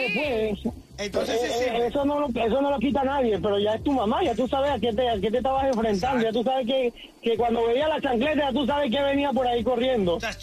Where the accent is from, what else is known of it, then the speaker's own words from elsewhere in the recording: Dominican Republic; moved away; En mi país, en Dominicana